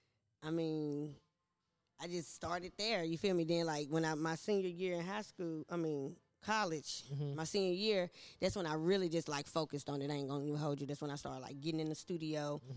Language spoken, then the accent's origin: English; Nashville, Tennessee, United States; I'm just from Nashville. I done lived on every side of town. Went to all the schools.